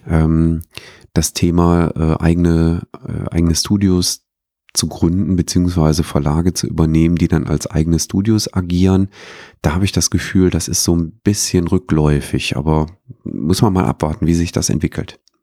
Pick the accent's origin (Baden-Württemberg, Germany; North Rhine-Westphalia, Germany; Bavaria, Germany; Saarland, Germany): North Rhine-Westphalia, Germany; Herzogenrath; in meiner Heimatstadt